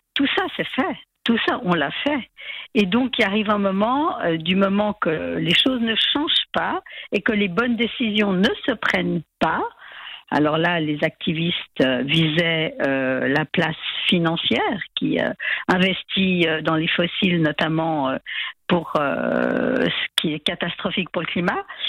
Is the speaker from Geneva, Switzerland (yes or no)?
yes; Geneva, Switzerland; À Genève, puisque je suis genevoise